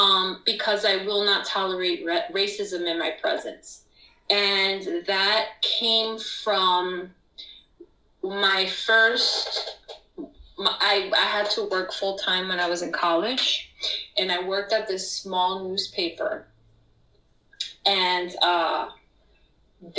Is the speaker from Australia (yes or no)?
no; Puerto Rico; first language Spanish; English is a second language; moved away as an adult; now in United States; Nice to meet you. I'm from Puerto Rico, a little island right next to Dominican Republic, right next to Cuba.